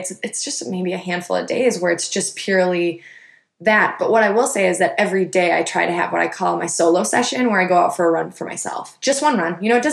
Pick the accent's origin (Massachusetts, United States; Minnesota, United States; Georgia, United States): Minnesota, United States; now in West Coast, United States; I loved growing up in Minnesota